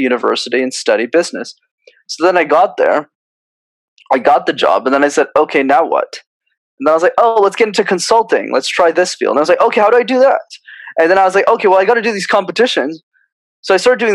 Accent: Montreal, Quebec, Canada; I was born in Montreal, so I'm a born Canadian citizen.

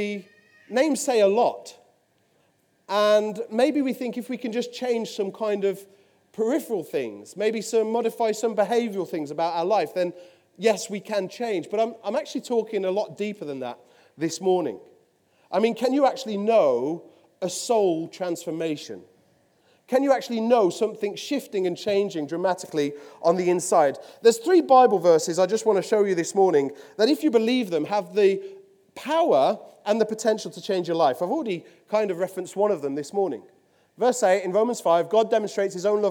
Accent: Willenhall, West Midlands, United Kingdom; accent: Midlands; now in Poole, United Kingdom; I'm from Willenor

